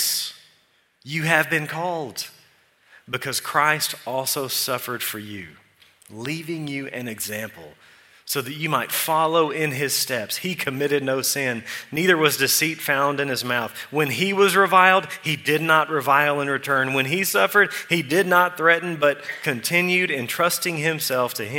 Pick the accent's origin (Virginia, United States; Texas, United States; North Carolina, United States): Texas, United States; Eula; So I'm from Eula.